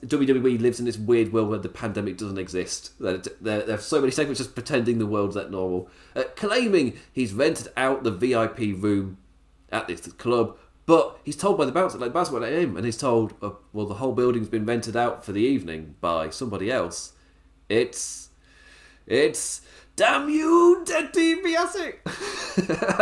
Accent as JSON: {"language": "English", "region": "England", "country": "United Kingdom", "said": "as an Englishman"}